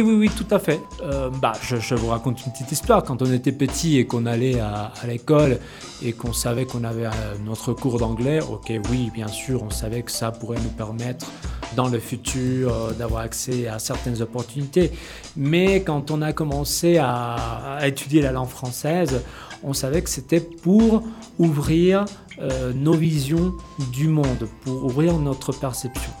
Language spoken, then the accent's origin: French; Mexico; Je suis mexicain